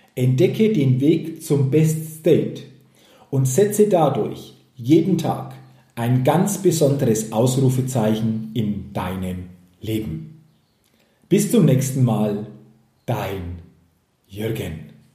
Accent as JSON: {"language": "German", "country": "Germany", "said": "hier bei uns in Deutschland"}